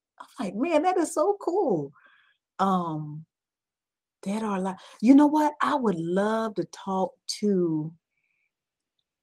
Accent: Georgia, United States; I'm from Georgia, I'm a peach through and through

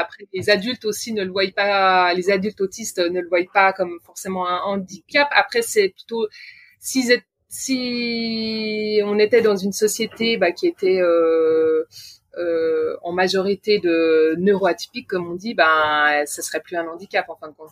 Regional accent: Switzerland; je suis suissesse

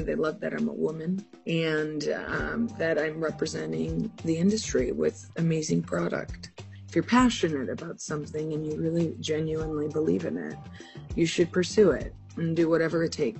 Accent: California, United States; moved away; also born or lived in Las Vegas, Nevada; So we're going to be in my home state.

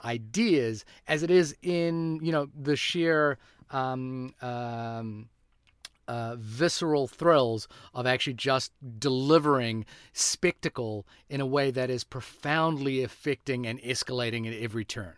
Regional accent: New Zealand; for me as a New Zealander

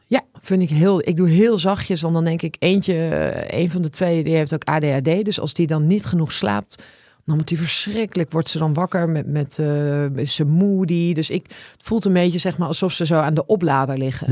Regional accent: Twente, Overijssel, Netherlands; moved away; Ik ben opgegroeid in Twente

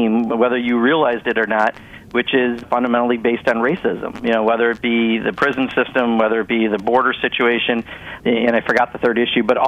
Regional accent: Kenosha, Wisconsin, United States; I grew up in Kenosha, Wisconsin

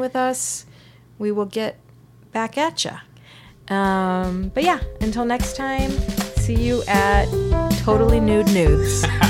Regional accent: Simi Valley, California, United States; my hometown of Simi Valley

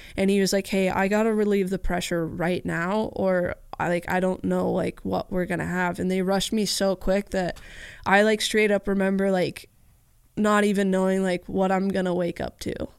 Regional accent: Southern California, United States; I grew up in Southern California

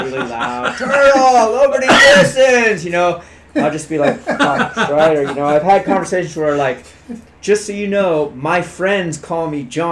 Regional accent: Palos Verdes, California, United States; also born or lived in Carmel, California / Hollywood, California; I was born in Carmel, California. My parents moved down to Palos Verdes when I was in third grade.

